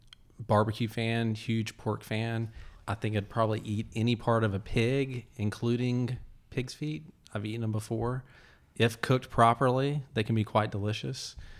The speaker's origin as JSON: {"language": "English", "region": "Alabama", "country": "United States", "said": "I'm originally from Alabama, so that's what you do in Alabama land."}